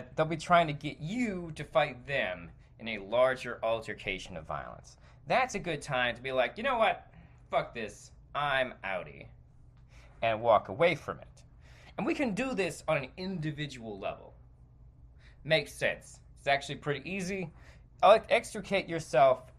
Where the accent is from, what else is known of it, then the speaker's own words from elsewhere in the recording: United States; I, as an American, have lived in a country that has seen its fair share of wars